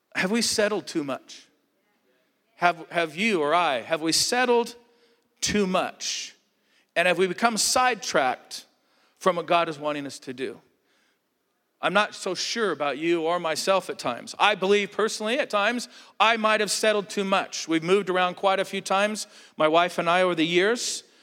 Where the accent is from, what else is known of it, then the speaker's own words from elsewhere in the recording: Southern California, United States; moved away as an adult; also born or lived in Alaska; I grew up in Southern California